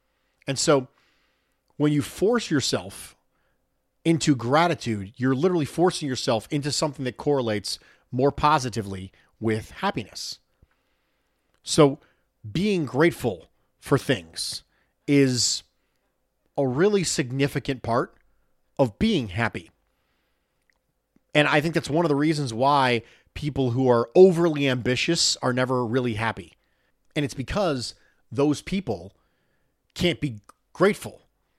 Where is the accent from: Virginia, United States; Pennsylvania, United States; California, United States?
Pennsylvania, United States; Philadelphia; born there; I was born in West Philadelphia, and I'm the Fresh Prince of Bills Mafia. My family were all Eagles fans.